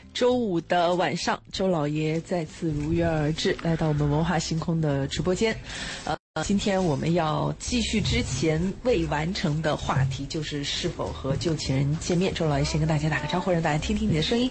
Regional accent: China; 我们中国人

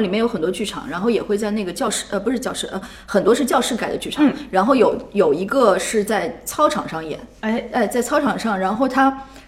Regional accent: Shanghai, China; moved away as an adult; also born or lived in Beijing; 我是上海人，我上海戏剧学院毕业之后在上海一直在做剧团

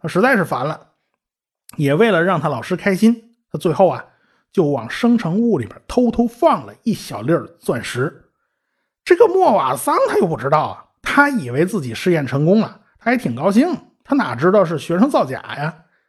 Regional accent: China; 我们中国人

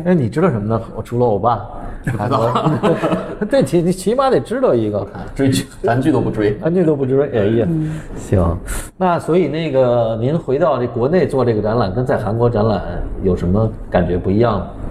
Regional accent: Beijing, China; 一般我们北京人都说陈丽珠

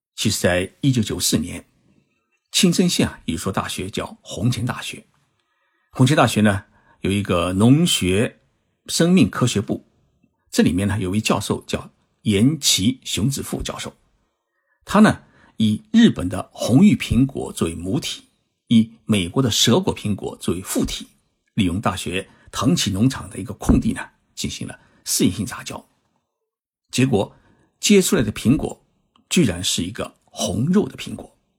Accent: Zhejiang, China; moved away; 我的老家是在浙江，浙江呢是产橘子，就是不产苹果

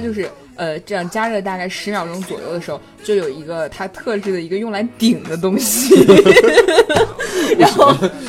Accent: Hubei, China; 我们湖北人

